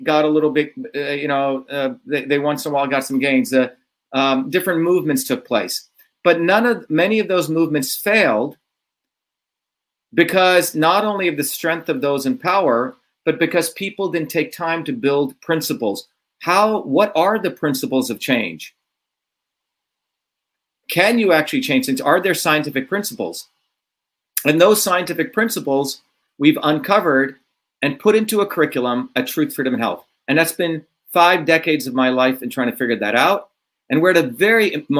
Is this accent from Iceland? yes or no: no; India; moved away; growing up in India as a low caste